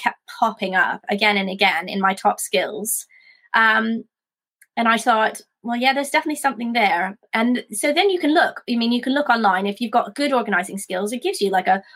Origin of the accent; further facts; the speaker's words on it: Canada; now in United Kingdom; I'm from Canada originally